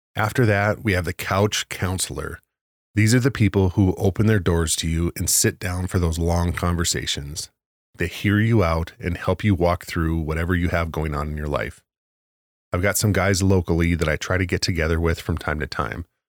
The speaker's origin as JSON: {"language": "English", "town": "Williston", "region": "North Dakota", "country": "United States", "tie": "born or raised there", "said": "my hometown of Williston, North Dakota"}